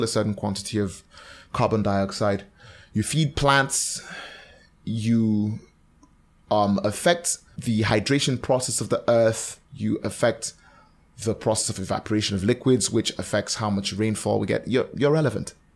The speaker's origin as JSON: {"language": "English", "town": "Calabar", "region": "Cross River", "country": "Nigeria", "tie": "born or raised there", "said": "I grew up in Cross River State. I grew up in Calabar"}